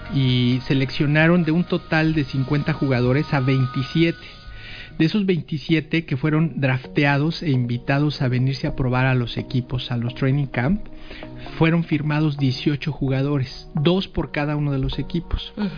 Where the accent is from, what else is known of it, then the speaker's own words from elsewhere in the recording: Mexico City, Mexico; yo soy eh, originario de la Ciudad de México